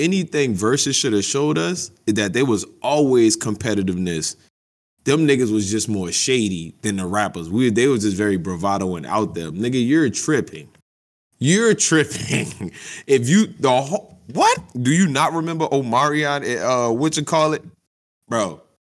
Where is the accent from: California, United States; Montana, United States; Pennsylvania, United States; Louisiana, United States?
Louisiana, United States; New Orleans; I'm from New Orleans.